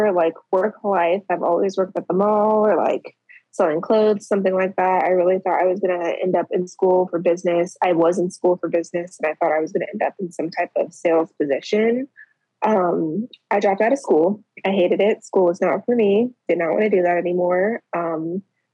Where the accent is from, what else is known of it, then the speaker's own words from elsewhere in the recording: Colorado Springs, Colorado, United States; moved away as an adult; now in Indiana, United States; I'm originally from Colorado Springs